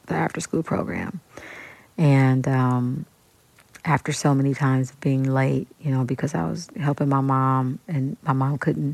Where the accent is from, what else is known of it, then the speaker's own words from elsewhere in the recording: Kansas City, Kansas, United States; moved away as an adult; also born or lived in New York; I'm from Wyandotte County, Kansas City, Kansas